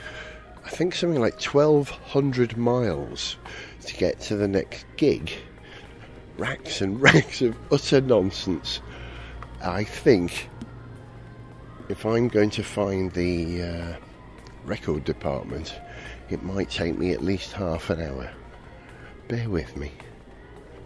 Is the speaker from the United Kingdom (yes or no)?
yes; United Kingdom; as a Brit